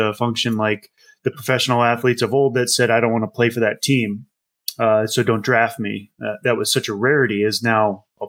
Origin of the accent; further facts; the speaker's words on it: Midwest, United States; No. I'm from the Midwest. I don't. There's lacrosse and there's field hockey, and apparently they're different. That is not a Midwest sport. My high school, we had a fishing team.